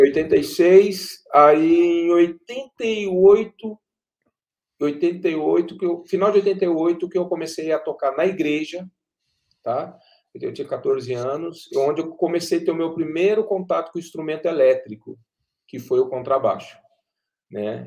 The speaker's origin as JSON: {"language": "Portuguese", "town": "Pindamonhangaba", "region": "São Paulo", "country": "Brazil", "tie": "born or raised there", "moved": "as an adult", "lives_now": "Cachoeira Paulista, Brazil", "said": "eu sou de Pindamonhangaba, natural de Pindamonhangaba"}